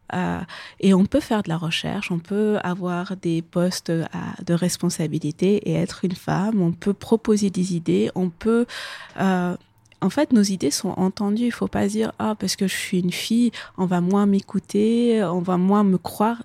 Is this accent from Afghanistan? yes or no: yes; Kabul, Afghanistan; moved away; je suis née à Kaboul, j'ai grandi en Afghanistan